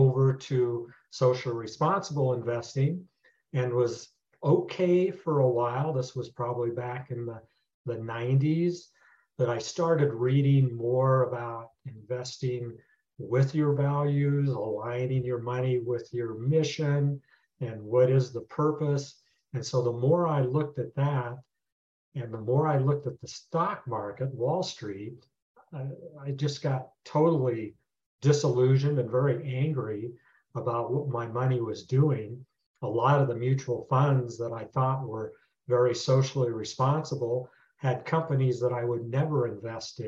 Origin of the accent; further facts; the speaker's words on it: Nebraska, United States; moved away as an adult; also born or lived in Denver, Colorado; Born and raised in Nebraska